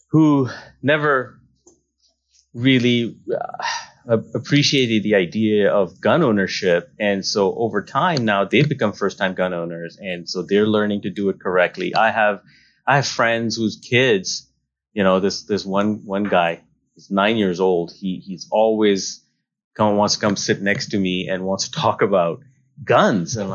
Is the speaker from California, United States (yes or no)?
yes; California, United States; now in South Dakota, United States; oh yeah, we moved here from California. Like, we're from California.